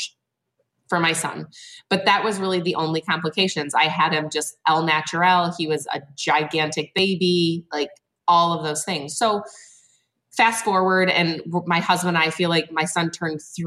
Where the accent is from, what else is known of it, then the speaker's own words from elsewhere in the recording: Flint, Michigan, United States; So I am from mid-Michigan. I'm from the Flint area.